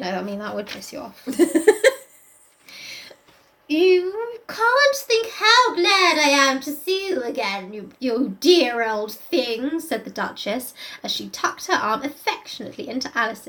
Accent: Surrey, South East England, United Kingdom; Don't you know we grew up in Surrey?

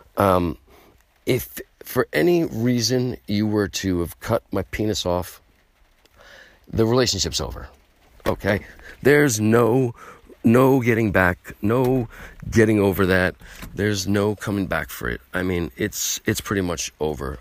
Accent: United States; I'm American

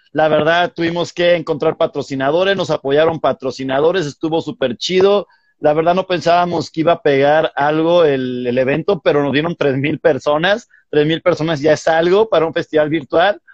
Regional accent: Irapuato, Guanajuato, Mexico; ahí yo nací, yo soy de Irapuato

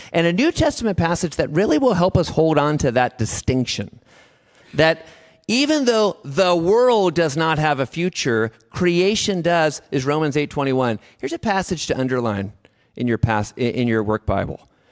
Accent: Davis, California, United States; I'm from Davis

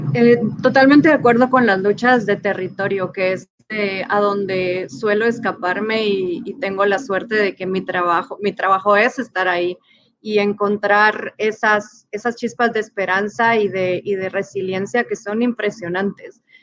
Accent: Guatemala; como soy guatemalteca

